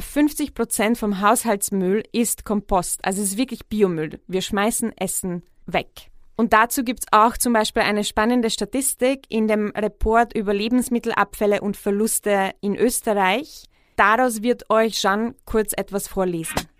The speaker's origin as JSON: {"language": "German", "country": "Czechia", "tie": "born or raised there", "moved": "yes", "lives_now": "Vienna, Austria", "said": "in Tschechien, wo ich aufgewachsen bin"}